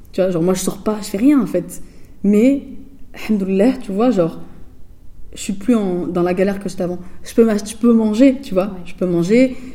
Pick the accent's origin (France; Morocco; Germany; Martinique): Germany; Hesse; j'ai grandi dans la Hesse, mon frère